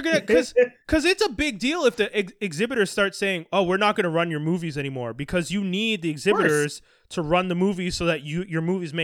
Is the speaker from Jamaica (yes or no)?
no; Canada; as a Canadian